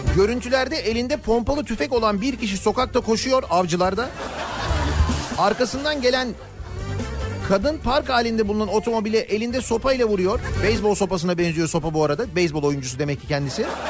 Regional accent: Turkey; bir Türk olarak

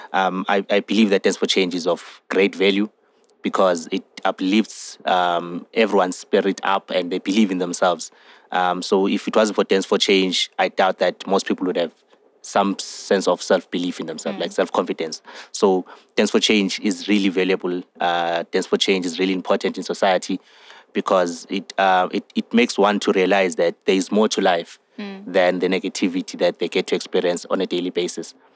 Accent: Johannesburg, Gauteng, South Africa; I'm 24 years of age and I'm from Johannesburg

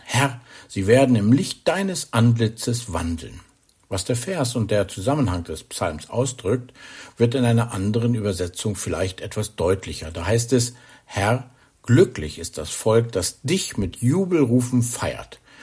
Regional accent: Germany; bei uns in Deutschland

